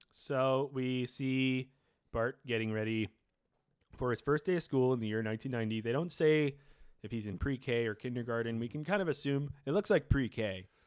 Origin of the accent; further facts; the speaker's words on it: New York City, New York, United States; I grew up in New York City